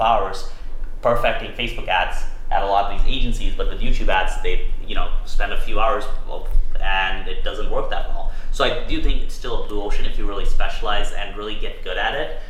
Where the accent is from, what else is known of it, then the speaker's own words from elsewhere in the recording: Toronto, Ontario, Canada; I grew up in Toronto, Canada